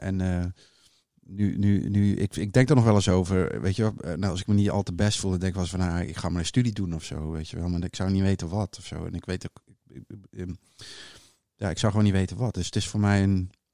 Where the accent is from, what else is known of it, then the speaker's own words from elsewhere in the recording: Hulst, Zeeland, Netherlands; moved away; also born or lived in Amsterdam; In Hulst, in Zeeuws-Vlaanderen, waar ik vandaan kom